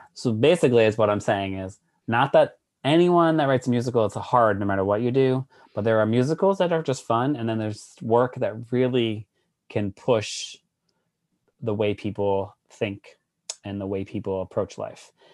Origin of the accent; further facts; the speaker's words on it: Worcester, Massachusetts, United States; moved away as an adult; also born or lived in New York City; I'm from Worcester. I was born and raised, and I left at eighteen, and I haven't been back